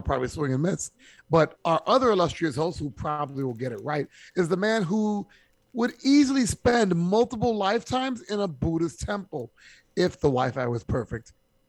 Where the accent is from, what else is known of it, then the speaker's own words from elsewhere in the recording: New York City, New York, United States; as a New Yorker